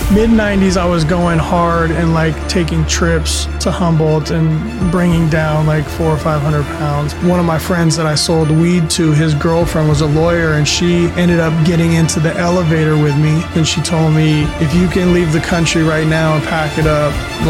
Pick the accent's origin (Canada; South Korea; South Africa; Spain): Spain; southern Spain; born there; I was actually born in Spain, in southern Spain, and my parents lived over there